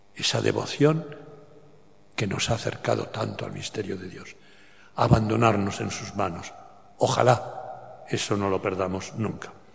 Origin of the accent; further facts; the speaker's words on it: bordering Catalonia, Aragon, Spain; now in Barcelona, Spain; allá en mi pueblo, de Aragón, limitando con Cataluña